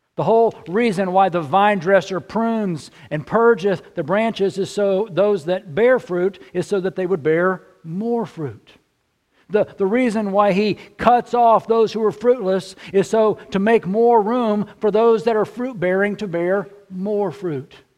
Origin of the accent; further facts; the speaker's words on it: central Texas, United States; now in Illinois, United States; I grew up in central Texas